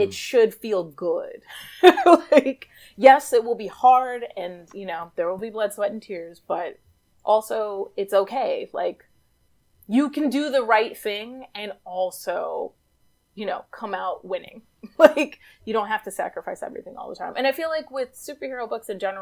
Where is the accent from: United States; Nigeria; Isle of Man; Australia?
United States; New York City, New York; I grew up in New York City